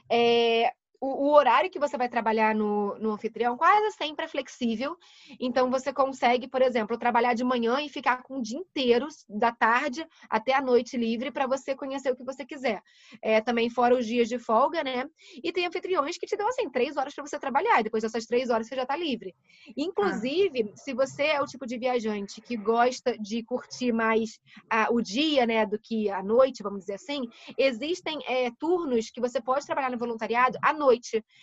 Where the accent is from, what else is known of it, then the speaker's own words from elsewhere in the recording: Rio de Janeiro, Brazil; tô aqui no Rio, eu sou do Rio.